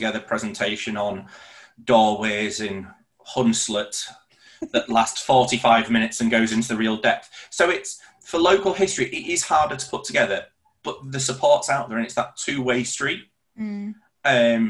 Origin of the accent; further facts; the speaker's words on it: Leeds, Yorkshire and the Humber, United Kingdom; for me growing up in Leeds